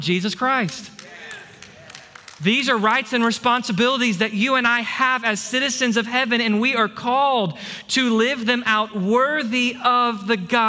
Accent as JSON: {"language": "English", "region": "Texas", "country": "United States", "said": "I'm grateful and proud to be a Texan."}